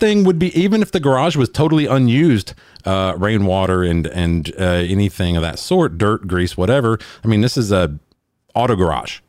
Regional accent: Alabama, United States; Talladega Super Speedway, which is my home state

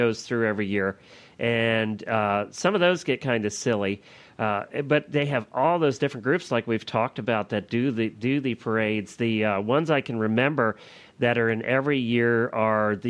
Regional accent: Pennsylvania, United States; moved away; we come from Pennsylvania

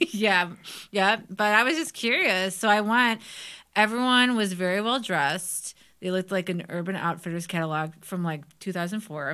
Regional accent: Parma, Ohio, United States; I grew up in Parma

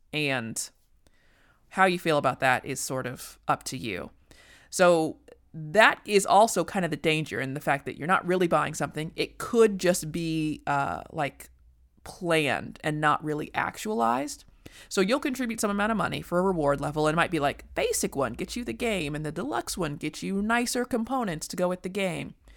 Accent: United States; as an American

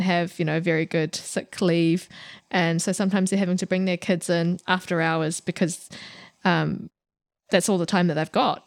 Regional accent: Warkworth, Auckland, New Zealand; accent: thick New Zealand; I grew up in Warkworth

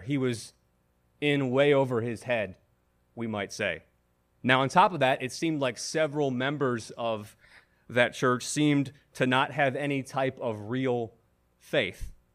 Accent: Buffalo, New York, United States; moved away as an adult; now in Washington, D.C., United States; I was hired as an associate pastor in my hometown of Buffalo, New York.

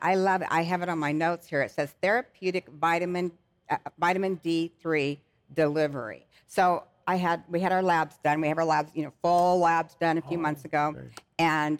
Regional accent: Phoenix, Arizona, United States; I'm born and raised in Phoenix, Arizona. I'm a sunshine girl.

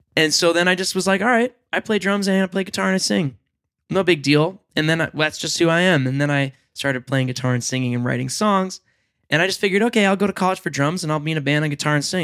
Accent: Long Island, New York, United States; I grew up on Long Island

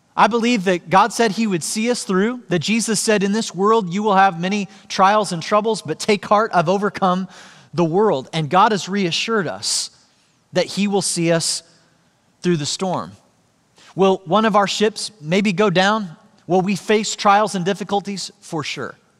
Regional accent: Joplin, Missouri, United States; Joplin, Missouri, which is where I grew up.

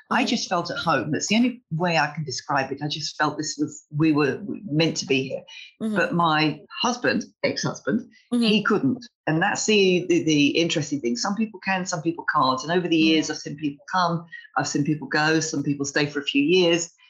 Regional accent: London, United Kingdom; moved away as an adult; also born or lived in Hartlepool; now in Málaga, Spain; I'm originally from London. I met my husband there

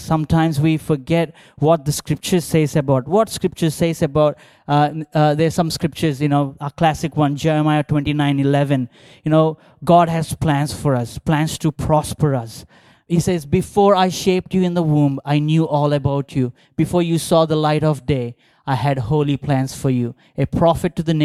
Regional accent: Visakhapatnam, Andhra Pradesh, India; moved away; growing up in India

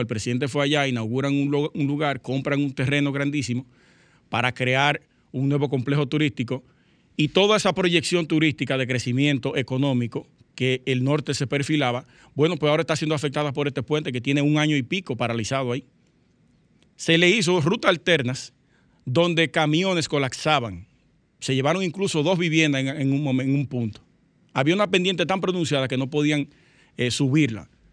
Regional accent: Sosúa, Puerto Plata, Dominican Republic; Sosúa específicamente, que es mi pueblo natal, Puerto Plata, la provincia

